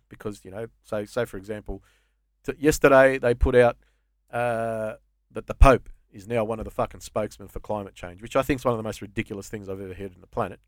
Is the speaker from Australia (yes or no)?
yes; Australia; I think of myself as an Aussie, first and foremost.